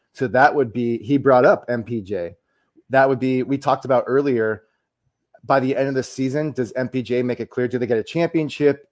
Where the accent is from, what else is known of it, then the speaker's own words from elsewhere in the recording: United States; as the American here